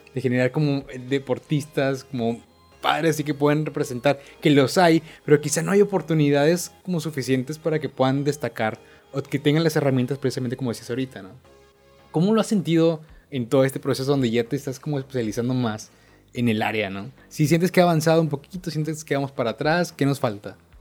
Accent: Monterrey, Nuevo León, Mexico; yo como regio

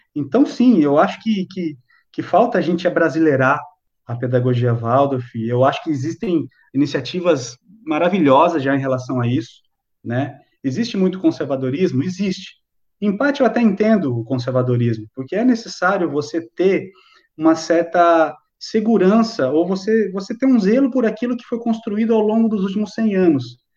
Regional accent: Brazil; nós somos brasileiros

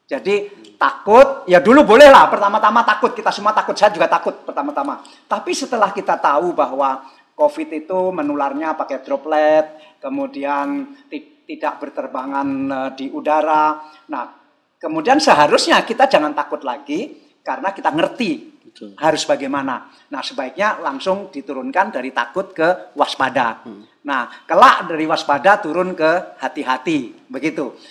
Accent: East Kalimantan, Indonesia; seandainya provinsi seperti Kalimantan Timur itu kampung saya

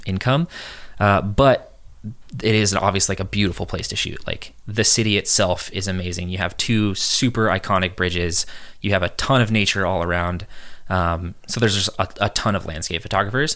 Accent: San Diego, California, United States; also born or lived in San Francisco; I grew up in California my whole life

